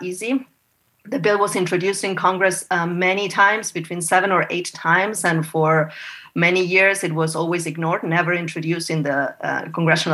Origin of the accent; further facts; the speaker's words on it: Argentina; moved away as an adult; now in United States; I was born and raised in Argentina. I came to the U.S. when I was 27, and this is 20 years ago